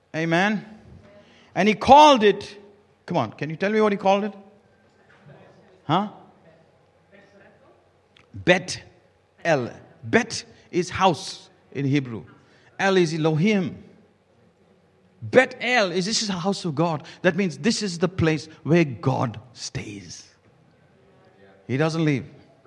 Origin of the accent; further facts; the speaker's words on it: India; I come from India